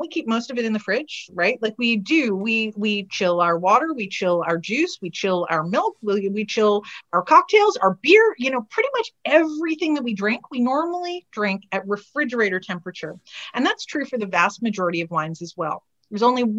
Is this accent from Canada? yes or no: yes; Canada; we come from Canada. We're hardy folks.